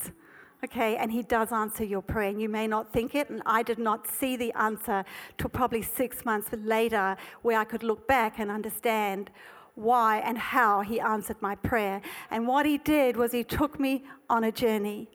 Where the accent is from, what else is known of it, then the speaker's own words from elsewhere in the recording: South Africa; I was born in South Africa. And it was ingrained in me that high grass means snakes.